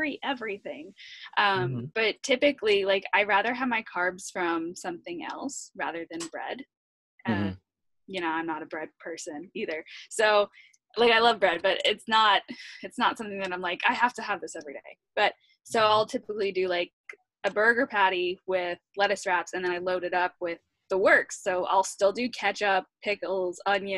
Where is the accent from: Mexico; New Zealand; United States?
United States; New York; I grew up in New York